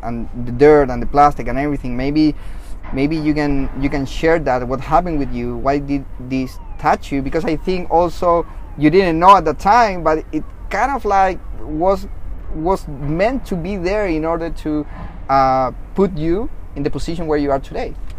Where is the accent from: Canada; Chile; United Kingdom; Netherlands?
Chile; first language Spanish; English is a second language; moved away; I'm originally from Chile, so I uh, I do speak Spanish, my mother language.